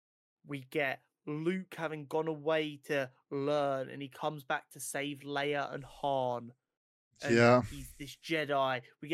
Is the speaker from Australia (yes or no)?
no; United Kingdom; born there; Harry Potter, with us being two British-born kids, literally born perfectly for the Harry Potter franchise.